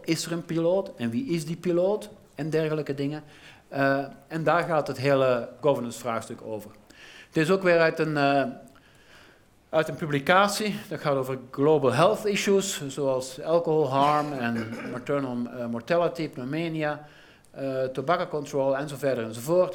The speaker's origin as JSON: {"language": "Dutch", "country": "Belgium"}